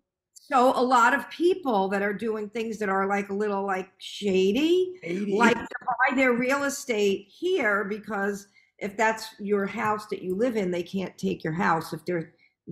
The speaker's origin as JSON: {"language": "English", "area": "Long Island", "region": "New York", "country": "United States", "accent": "Long Island"}